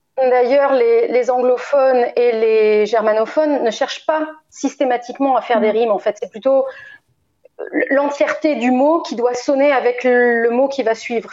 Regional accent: Bordeaux, Nouvelle-Aquitaine, France; born or raised there; also born or lived in Lisieux, Normandy

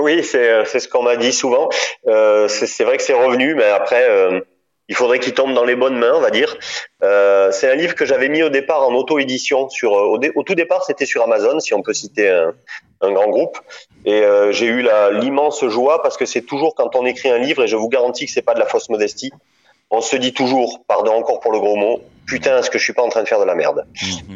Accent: Draguignan, Provence-Alpes-Côte d'Azur, France; accent: accent du sud; moved away as an adult; also born or lived in Nice / Paris / Dordogne; je viens de Draguignan en fait. Euh, à la base, je suis de, tu vois, pas loin de, de Nice. Je, je, viens de Draguignan. J'ai fait mes études à Nice et je suis né à Draguignan dans une petite ville du Var

